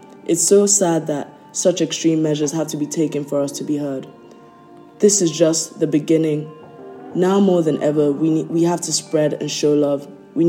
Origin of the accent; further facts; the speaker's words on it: Lagos, Nigeria; I'm from Lagos, Nigeria